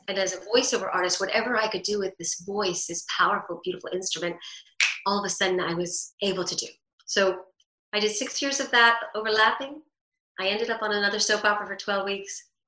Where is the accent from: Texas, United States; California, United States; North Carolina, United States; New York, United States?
New York, United States; growing up in New York, divorced